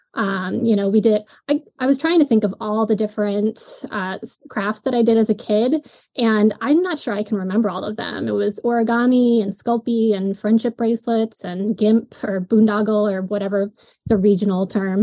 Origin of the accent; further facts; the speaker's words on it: Buffalo, New York, United States; I was born and raised in Buffalo, New York, or just outside of it